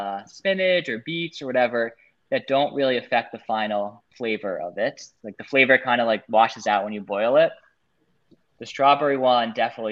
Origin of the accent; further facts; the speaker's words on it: New York City, New York, United States; I'm definitely a New Yorker. Now I'm outside of the city, but I love living in New York City